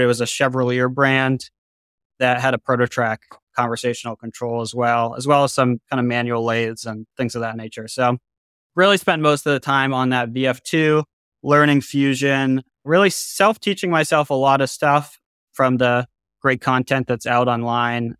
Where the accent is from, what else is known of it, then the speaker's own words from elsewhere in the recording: Boston, Massachusetts, United States; I grew up in Boston, Massachusetts on the North Shore in a suburb